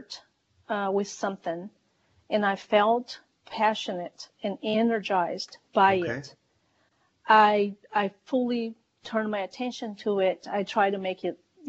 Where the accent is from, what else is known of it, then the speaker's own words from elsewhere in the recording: Brazil; I was born in Brazil, raised in Brazil